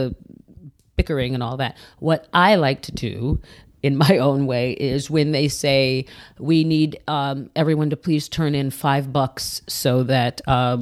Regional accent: Midwest, United States; now in Los Angeles, United States; I'm from the Midwest

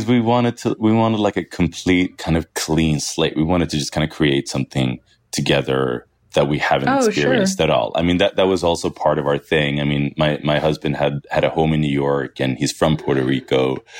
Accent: Sweden; moved away as an adult; also born or lived in Syria / London, United Kingdom; now in United States; I am from Syria. But also I've grown up in Sweden my whole life. So it's there's a lot of duality in that. I think I've been more in touch with my Syrian heritage since I left Sweden than I was when I was living in Sweden.

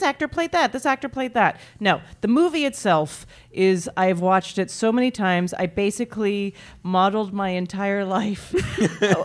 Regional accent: Canada; I grew up in Canada

